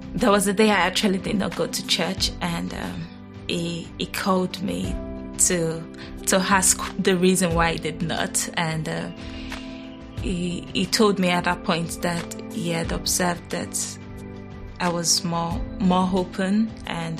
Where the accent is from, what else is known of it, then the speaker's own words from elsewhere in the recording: Nigeria; I was born in Nigeria